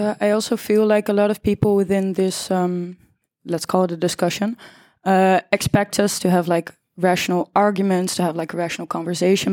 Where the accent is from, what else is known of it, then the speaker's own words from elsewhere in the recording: The Hague, South Holland, Netherlands; I'm 20 years old from The Hague, born and raised